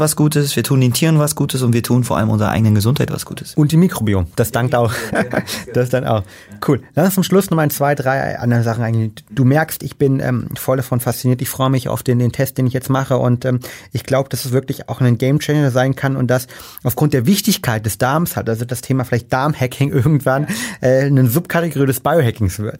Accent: Berlin, Germany; als Berliner

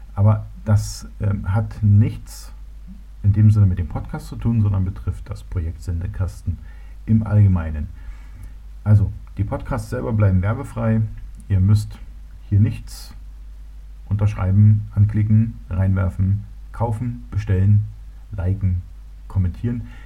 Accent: Berlin, Germany; moved away as an adult; also born or lived in Munich; now in Bavaria, Germany; ich bin ja Berliner. Ich bin in Berlin geboren worden, bin dort aufgewachsen

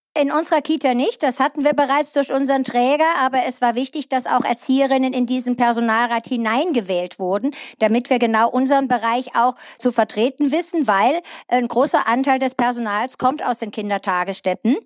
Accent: Eifel, Germany; hier bei uns in der Eifel, in den dünn besiedelten Regionen

